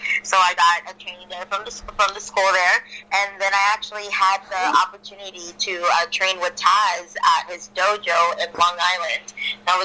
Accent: Ciudad Juarez, Chihuahua, Mexico; moved away; also born or lived in El Paso, Texas / Chicago; I actually grew up in Ciudad Juarez, in Mexico.

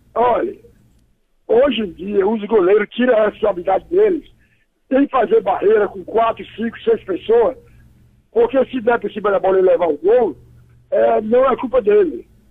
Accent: Amazonas, Brazil; moved away; also born or lived in Ceará; para o Amazonas, onde eu me criei, porque eu sou cearense

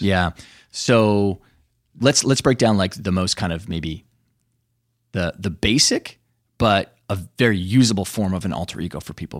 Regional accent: Canada; where I grew up in Canada, rich with Native American history

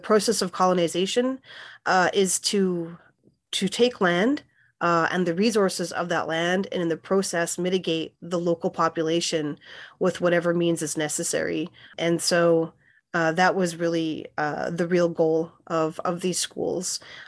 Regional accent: Winnipeg, Manitoba, Canada; also born or lived in Saskatchewan; now in Iowa City, United States; Well, firstly, I'm Plains Cree Salto of the George Gordon First Nation. And I grew up in Winnipeg and spent time at my reserve in Saskatchewan, and I've been living in Iowa City for 15 years.

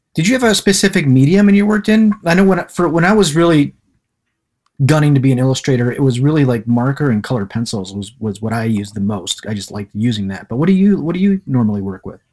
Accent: Livonia, Michigan, United States; I grew up in the Livonian area, so I know the East Side

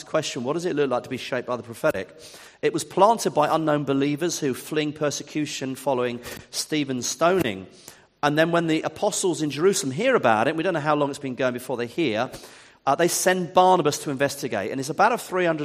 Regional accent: Ipswich, East of England, United Kingdom; also born or lived in Eastbourne / Wimbledon; now in Worthing, United Kingdom; I'm from Ipswich. That's my hometown.

